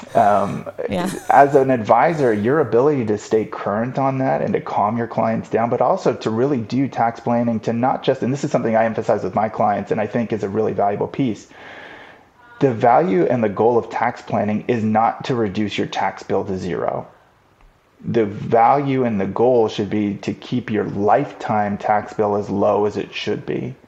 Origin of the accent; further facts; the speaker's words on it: Los Angeles, California, United States; I grew up in Los Angeles